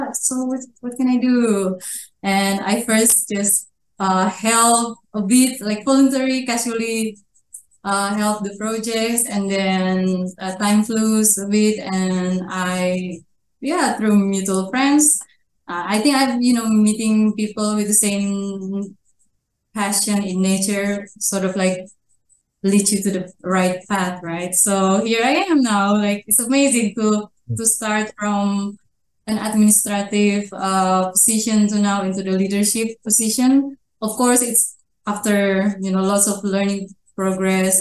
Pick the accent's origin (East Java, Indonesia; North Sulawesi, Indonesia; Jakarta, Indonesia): North Sulawesi, Indonesia; I'm from North Sulawesi. I'm Minahasan people.